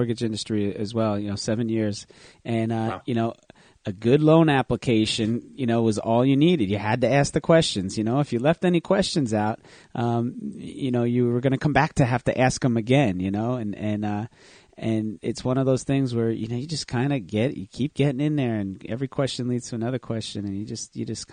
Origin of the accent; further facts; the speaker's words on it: Manasquan, New Jersey, United States; I grew up in Manasquan, New Jersey, which is a surfing town.